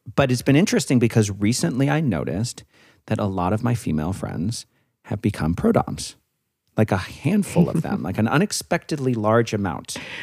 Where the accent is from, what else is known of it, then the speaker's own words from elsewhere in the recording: Santa Fe, New Mexico, United States; I'm from Santa Fe.